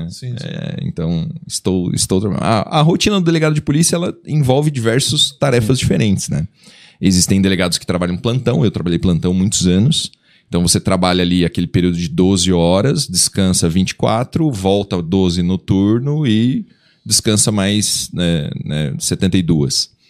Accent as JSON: {"language": "Portuguese", "town": "Curitiba", "region": "Paraná", "country": "Brazil", "tie": "born or raised there", "also_born_or_lived": "São Paulo", "said": "eu nasci eh, em São Paulo, morei 20 anos em Curitiba"}